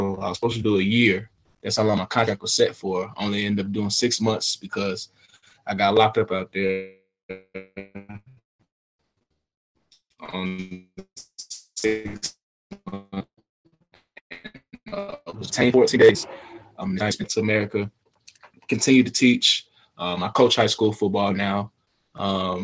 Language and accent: English; Atlanta, Georgia, United States; also born or lived in Smyrna, Georgia / Beijing, China; born and raised in Atlanta, Georgia.